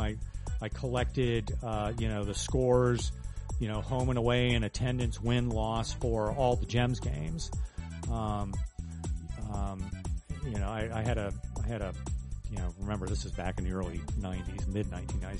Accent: Huber Heights, Ohio, United States; I grew up in grew up in Huber Heights

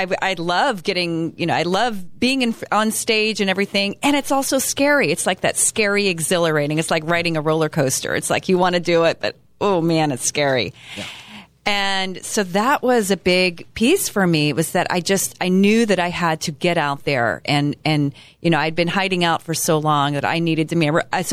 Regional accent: Texas, United States; I grew up in Texas in the South

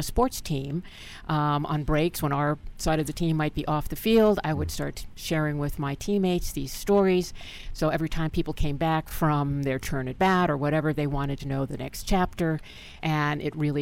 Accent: Manhasset, New York, United States; I grew up in Manhasset, Long Island.

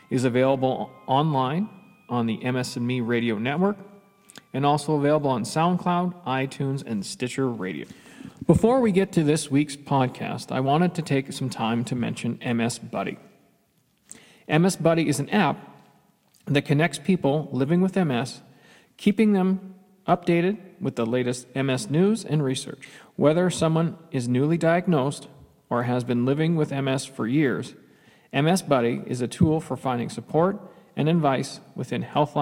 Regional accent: Canada; I'm a Canadian kid and played hockey from the time.

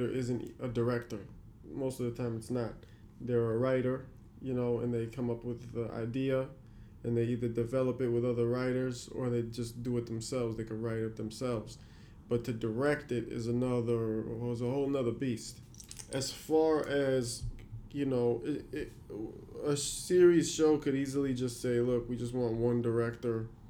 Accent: New York City, New York, United States; I'm from New York

